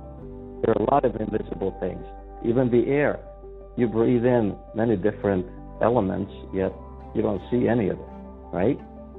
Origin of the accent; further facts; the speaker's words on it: Serbia; moved away as an adult; I was born and raised in Yugoslavia in a Hungarian family. That's where the weird name comes from. And I lived most of my life there up till the age of 26.